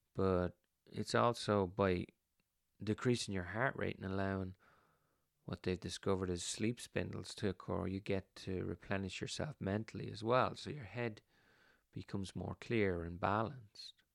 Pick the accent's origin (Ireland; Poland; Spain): Ireland; when we were kids growing up in Ireland